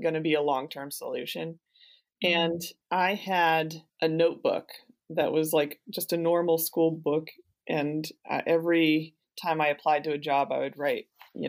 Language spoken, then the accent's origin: English; New Jersey, United States; I grew up in New Jersey